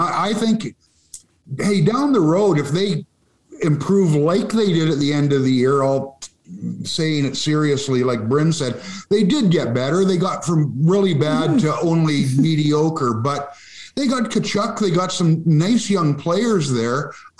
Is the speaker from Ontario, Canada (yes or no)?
no; Vancouver, British Columbia, Canada; also born or lived in Ottawa; I'm from Vancouver.